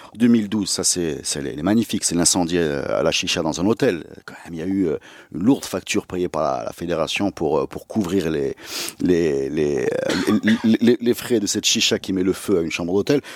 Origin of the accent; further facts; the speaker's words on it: Morocco; chez nous au Maroc